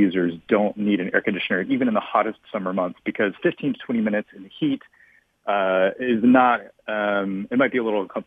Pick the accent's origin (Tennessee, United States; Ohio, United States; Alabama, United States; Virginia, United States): Tennessee, United States; Memphis; now in Brooklyn, United States; I grew up in Memphis, Tennessee, where it's very hot and humid